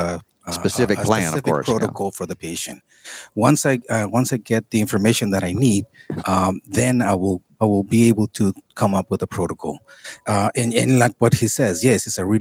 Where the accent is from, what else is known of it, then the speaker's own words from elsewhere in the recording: Tijuana, Baja California, Mexico; I'm from here.